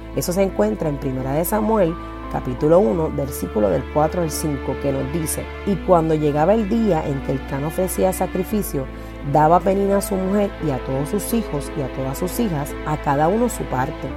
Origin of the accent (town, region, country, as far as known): Puerto Rico